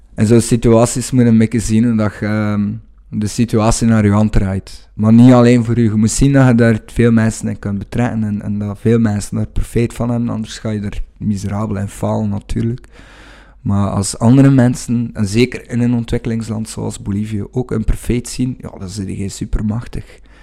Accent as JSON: {"language": "Dutch", "town": "Wevelgem", "region": "Flanders", "country": "Belgium", "said": "Ik kom uit Wevelgem"}